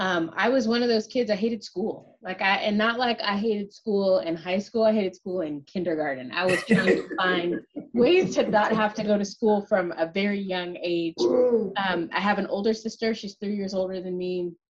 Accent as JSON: {"language": "English", "region": "Southern California", "country": "United States", "tie": "born or raised there", "said": "I'm a Southern California product."}